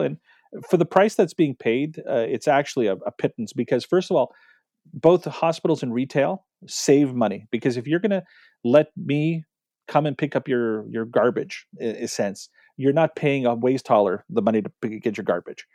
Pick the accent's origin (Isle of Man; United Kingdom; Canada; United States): Canada; we're Canadian